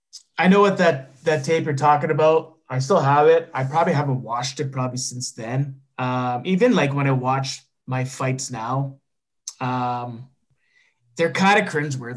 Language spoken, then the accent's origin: English; Neepawa, Manitoba, Canada; moved away; we still have a junior A club in my hometown.